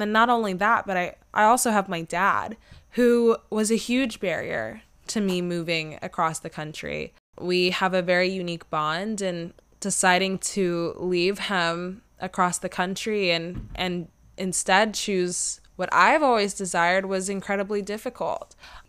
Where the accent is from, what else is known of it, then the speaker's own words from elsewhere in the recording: Atlanta, Georgia, United States; people have asked me where I'm from and are then shocked to find out that I've been born and raised in Atlanta, probably because I look like I would be from California and I sound like I could potentially be from California.